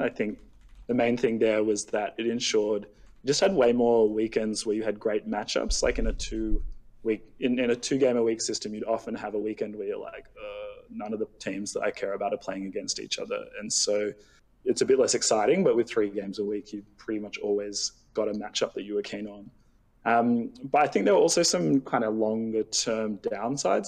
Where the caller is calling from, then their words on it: Sydney, New South Wales, Australia; I'm calling from Sydney, Australia